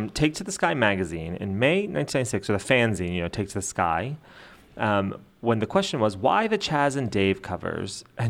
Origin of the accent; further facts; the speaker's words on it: United States; I hate to break it to you, I'm American.